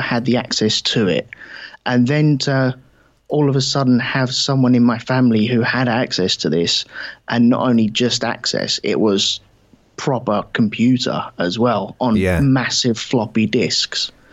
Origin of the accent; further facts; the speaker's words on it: London, United Kingdom; I was brought up in southeast London